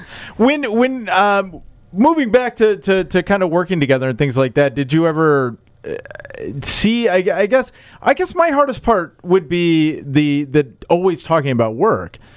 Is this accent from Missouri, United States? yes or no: no; Des Moines, Iowa, United States; moved away; I'm from Des Moines.